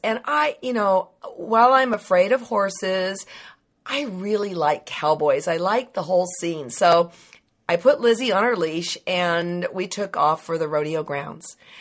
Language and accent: English; Livermore, California, United States; growing up in Livermore